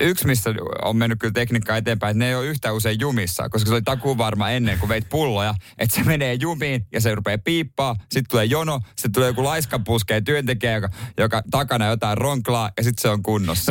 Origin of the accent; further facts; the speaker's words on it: Seinäjoki, South Ostrobothnia, Finland; moved away; meillä Seinäjoella